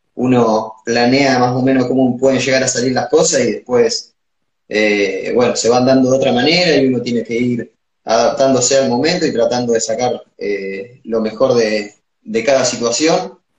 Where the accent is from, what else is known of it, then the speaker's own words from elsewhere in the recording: Sierra, Buenos Aires, Argentina; cuando llegué acá a, mi pueblo, a Sierra